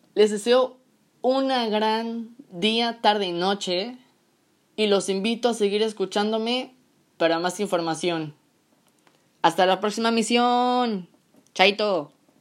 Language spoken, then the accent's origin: Spanish; Mexico; en México, en mi país bonito y querido